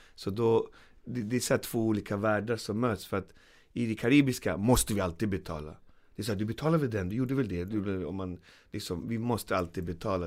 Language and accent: Swedish; Sweden